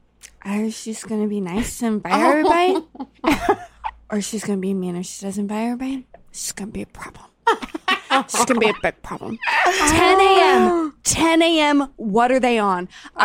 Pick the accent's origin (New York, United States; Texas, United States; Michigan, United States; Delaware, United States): Delaware, United States; I'm from Delaware.